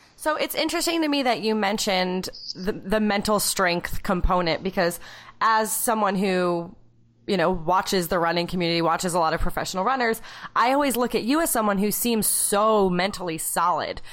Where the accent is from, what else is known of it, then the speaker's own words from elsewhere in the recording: New Hampshire, United States; I was from like a teeny tiny school in New Hampshire